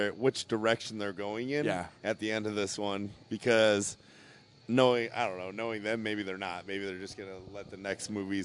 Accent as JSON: {"language": "English", "town": "Chicago", "region": "Illinois", "country": "United States", "moved": "yes", "said": "I'm coming from Chicago"}